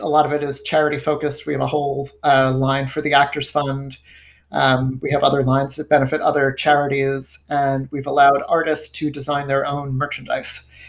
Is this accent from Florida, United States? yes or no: no; Rockland County, New York, United States; I grew up in Rockland County